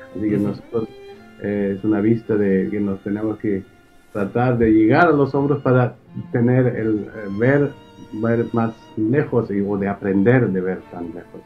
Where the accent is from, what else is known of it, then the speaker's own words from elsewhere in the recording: near Karlsruhe, Baden-Württemberg, Germany; also born or lived in Gifhorn, Germany; ahí es donde realmente me, crié, en, cerca de Karlsruhe